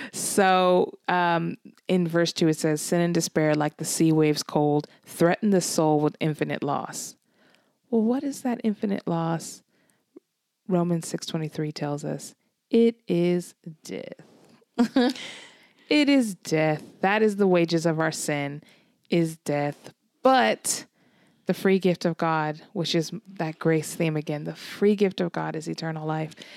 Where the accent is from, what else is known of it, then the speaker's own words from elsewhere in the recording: California, United States; moved away as an adult; now in Glasgow, United Kingdom; So I'm from California.